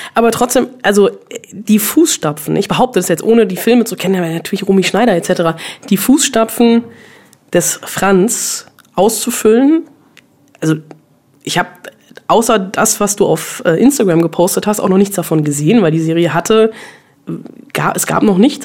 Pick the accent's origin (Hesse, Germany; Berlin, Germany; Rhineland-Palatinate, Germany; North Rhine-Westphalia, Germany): North Rhine-Westphalia, Germany; Bonn; Ich bin in Bonn groß geworden.